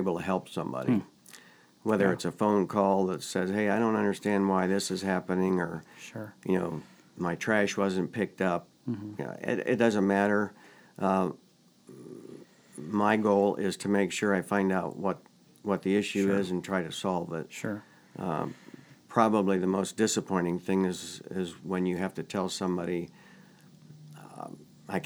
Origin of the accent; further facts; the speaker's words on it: Orrville, Ohio, United States; As a child growing up in Orrville